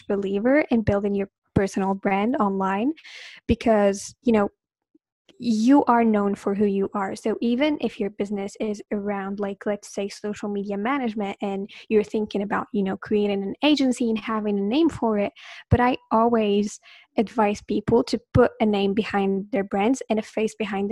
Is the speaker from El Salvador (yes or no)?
no; Morocco; English is a second language; I am from Morocco